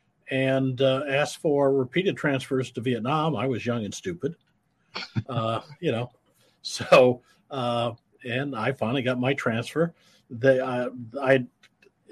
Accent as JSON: {"language": "English", "region": "Iowa", "country": "United States", "tie": "born or raised there", "said": "I'm a Midwestern boy. I grew up in Iowa"}